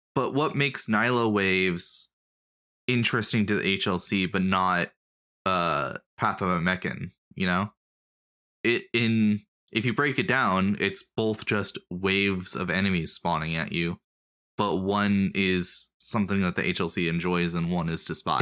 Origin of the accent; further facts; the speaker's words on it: United States; I'm an American